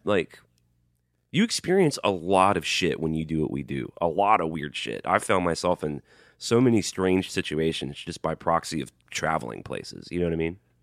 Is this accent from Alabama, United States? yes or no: yes; Birmingham, Alabama, United States; I'm from Birmingham, Alabama.